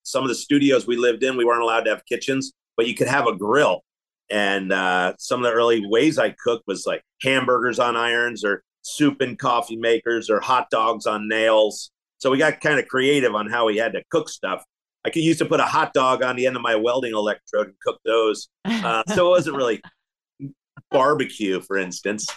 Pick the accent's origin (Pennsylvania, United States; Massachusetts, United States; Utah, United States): Pennsylvania, United States; Philadelphia; now in Kansas City, United States; I came out to Kansas City from Philadelphia. I grew up in Philly